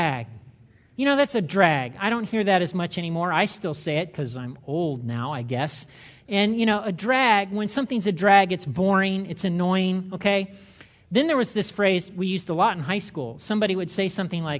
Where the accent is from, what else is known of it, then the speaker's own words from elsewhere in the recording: United States; I'm an American.